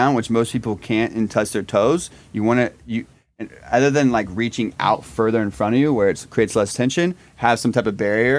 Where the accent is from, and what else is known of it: Indiana, United States; born or raised there